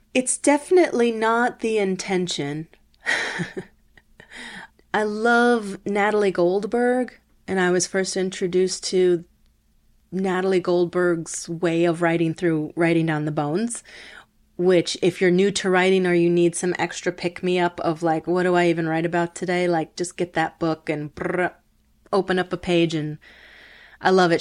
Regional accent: Milwaukee, Wisconsin, United States; first language Spanish; English is a second language; moved away; also born or lived in Chicago; I grew up in Milwaukee um, with my sister, my older sister, Marisa. Uh, speaking Spanish was our first language

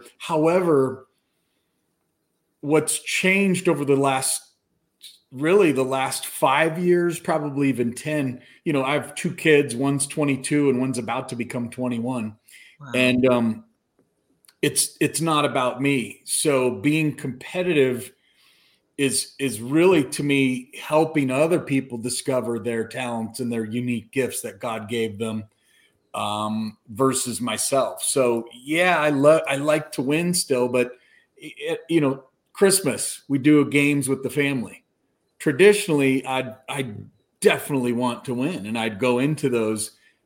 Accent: Colorado, United States; moved away as an adult; So I grew up in Colorado. I'm back home

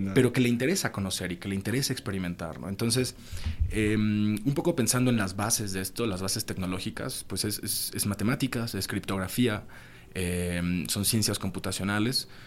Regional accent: Mexico; soy, soy de México

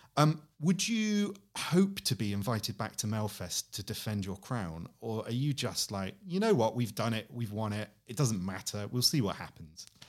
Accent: United Kingdom; I go there as a Brit

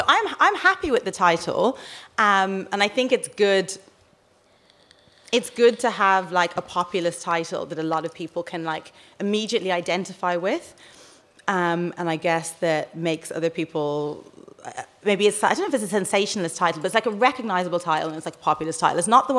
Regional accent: Dublin, Leinster, Ireland; moved away as an adult; I grew up in Rialto, yeah.

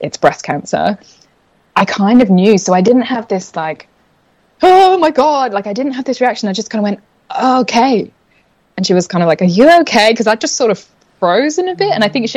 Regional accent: England, United Kingdom; moved away as an adult; also born or lived in London; now in Australia; I'm originally from England, which I'm sure is semi-evident in the accent, but I picked up a few Australian, like, water and whatevers, so they'll pop out

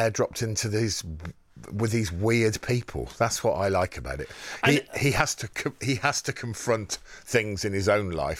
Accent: Wem, West Midlands, United Kingdom; From Wem in Shropshire.

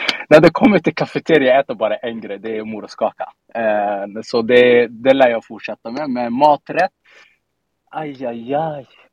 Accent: Stockholm, Stockholm County, Sweden; also born or lived in Rinkeby; Jag är uppvuxen i Tensta. Um, kommer alltid vara Tenstabarn oavsett var jag tar vägen.

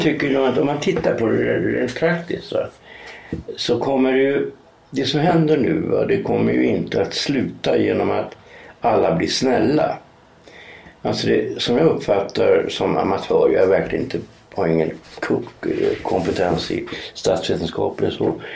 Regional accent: Norrland, Sweden; moved away; jag kommer ju från Norrland

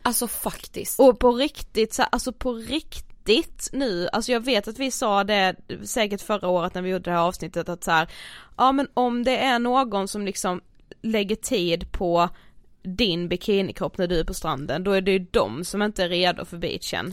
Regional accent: Blekinge, Sweden; moved away; hemma i Blekinge

